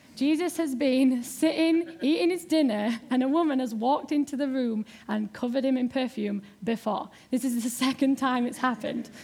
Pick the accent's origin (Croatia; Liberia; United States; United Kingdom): United Kingdom; Yorkshire and the Humber; accent: Yorkshire; moved away; I am from Yorkshire